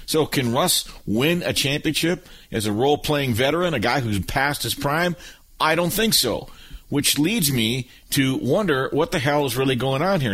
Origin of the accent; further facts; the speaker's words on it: Michigan, United States; we're both from Michigan.